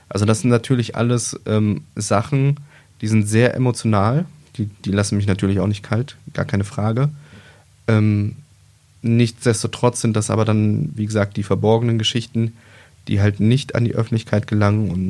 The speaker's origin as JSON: {"language": "German", "region": "East Germany", "country": "Germany", "tie": "born or raised there", "lives_now": "Wolfsburg, Germany", "said": "ich bin halt ähm, im Osten geboren, bin da aufgewachsen, bin dann äh, nach dem Mauerfall sind wir relativ schnell in den Westen gekommen, sind nach Wolfsburg gezogen."}